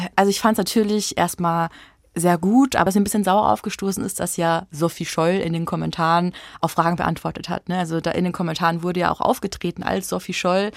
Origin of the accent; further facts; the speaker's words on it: Bavaria, Germany; now in Leipzig, Germany; in meiner Heimat in Bayern